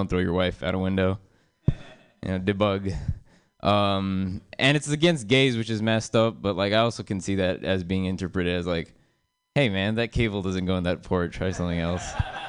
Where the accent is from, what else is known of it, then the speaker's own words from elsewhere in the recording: India; I'm Indian, you know, because it's convenient. I look like this. It'd be really confusing. I also have Indian parents that make them proud, I guess. Yeah, I like being Indian.